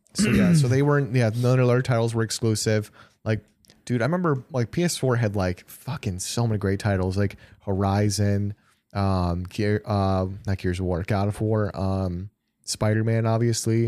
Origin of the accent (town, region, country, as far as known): near Janesville, Wisconsin, United States